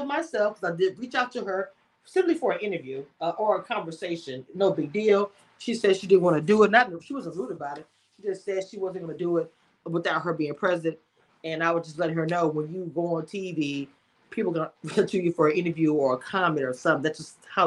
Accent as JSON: {"language": "English", "region": "Louisiana", "country": "United States", "said": "I'm from Louisiana as well"}